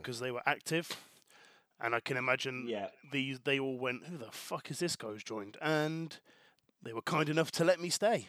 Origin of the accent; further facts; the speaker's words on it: Bristol, South West England, United Kingdom; I'm 35 years old and I'm from Bristol.